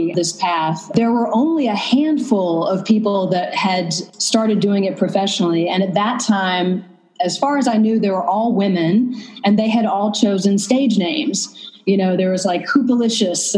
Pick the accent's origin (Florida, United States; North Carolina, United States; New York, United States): North Carolina, United States; also born or lived in Vermont / San Francisco Bay Area; now in Berlin, Germany; I'm from the South, actually. I'm from North Carolina